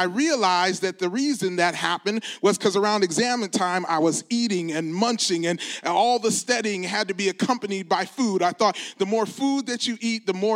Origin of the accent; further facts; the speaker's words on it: Detroit, Michigan, United States; I'm from the Detroit area